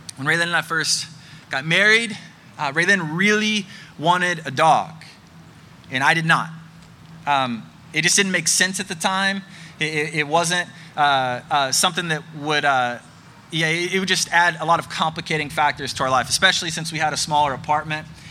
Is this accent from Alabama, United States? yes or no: yes; Birmingham, Alabama, United States; my hometown of Birmingham, Alabama